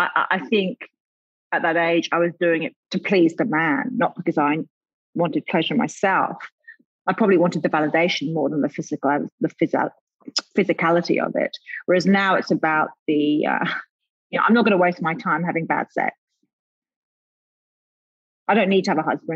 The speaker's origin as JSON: {"language": "English", "region": "London", "country": "United Kingdom", "tie": "born or raised there", "moved": "yes", "lives_now": "Australia", "said": "growing up in London"}